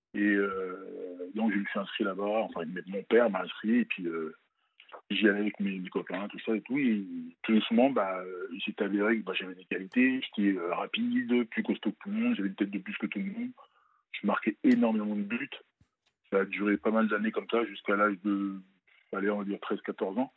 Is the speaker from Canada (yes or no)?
no; France; also born or lived in Benin; je suis né au Bénin, mais je pas, j'ai pas grandi là-bas. Et euh, je suis venu à l'âge de 5-6 ans en France.